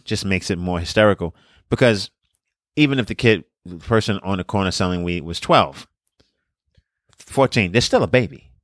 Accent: New York City, New York, United States; also born or lived in Brownsville, Brooklyn; I'm from Brooklyn, I'm from Coney Island

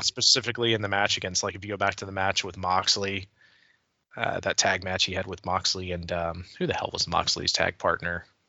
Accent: Hall County, Georgia, United States; I'm from Hill County

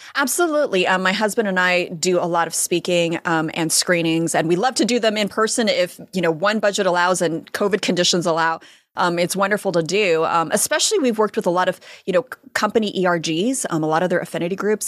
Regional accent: United States; I'm American. I was born here.

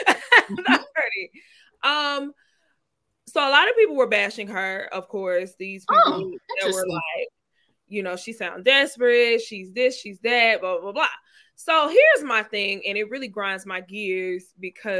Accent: Mississippi, United States; moved away; I'm from Mississippi.

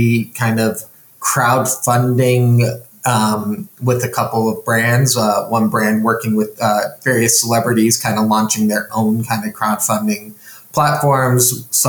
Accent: Chicago, Illinois, United States; moved away as an adult; also born or lived in Wisconsin; I grew up in Chicago

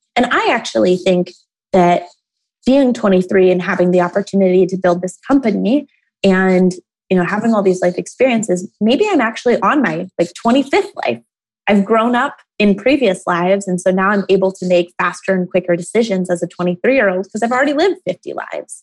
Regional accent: Toledo, Ohio, United States; I grew up in Toledo, Ohio

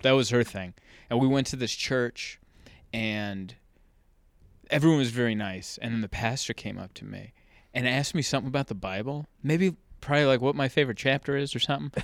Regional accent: San Marcos, United States; also born or lived in Pittsburgh / Budapest; I grew up in San Marcos, which is now bigger

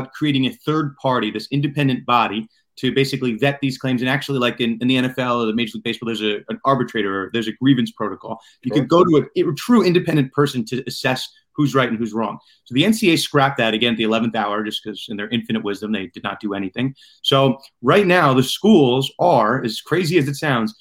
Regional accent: New York, United States; I'm from New York

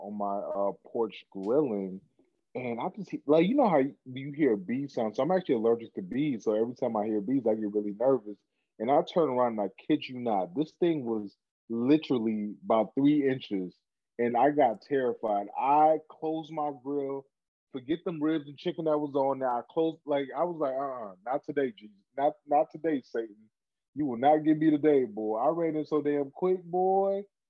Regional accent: Cameroon; Back in Cameroon, where my home country, where I'm from, they were having Black Lives Matter protests in Cameroon, a 98% majority Black community.

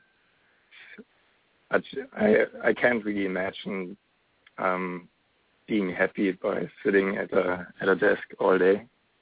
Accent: Germany; moved away as an adult; also born or lived in Canada; now in Los Angeles, United States; I'm originally from Germany, and I spent just a year in Canada

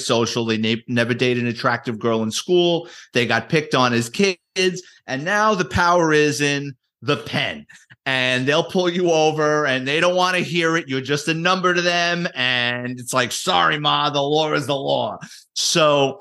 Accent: New York City, New York, United States; I grew up in the Bronx, born and raised city kid

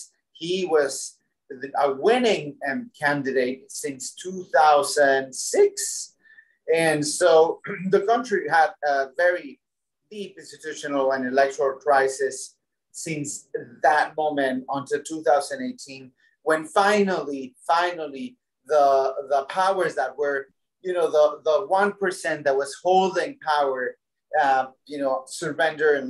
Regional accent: Puebla and Mexico City, Mexico; moved away as an adult; now in United States; So yes, I am Mexican, born and bred in Mexico in the state of Puebla and then Mexico City. And I've been in the U.S. for over almost 2 decades

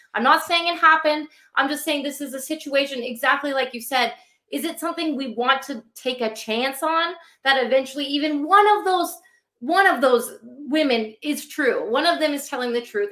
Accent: Vancouver, British Columbia, Canada; I grew up, you know, in Vancouver

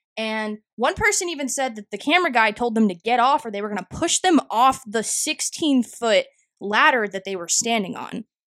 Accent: North Texas, United States; my hometown middle school, along with a lot of different towns in Texas, North Texas, Dallas, Fort Worth area specifically

